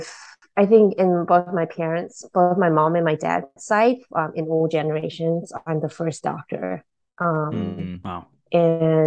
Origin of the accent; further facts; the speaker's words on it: Malaysia; also born or lived in Singapore; now in New Zealand; I grew up in Malaysia